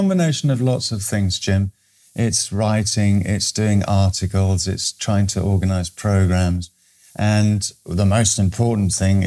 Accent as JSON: {"language": "English", "country": "Eswatini", "said": "I'm from Swaziland, which is actually now known as Eswatini in southern Africa"}